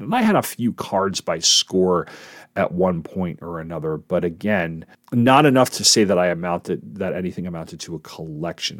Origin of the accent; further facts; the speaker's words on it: East Coast, United States; I'm from the East Coast